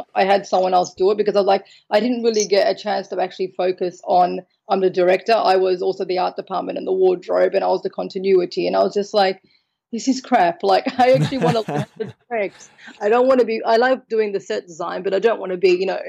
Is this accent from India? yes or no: no; Australia; now in Malta; I'm from Australia. So born in Australia with Maltese heritage. Now I live in Malta